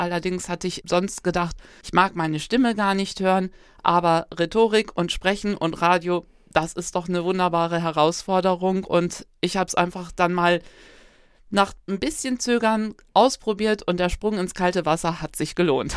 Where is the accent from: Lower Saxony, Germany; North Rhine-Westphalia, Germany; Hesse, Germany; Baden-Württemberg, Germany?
Lower Saxony, Germany; Aurich; moved away as an adult; also born or lived in Wunstorf; now in Bonn, Germany; Geboren bin ich in Wunsdorf bei Hannover und aufgewachsen in Aurich in Ostfriesland. Also ich bin Nordlicht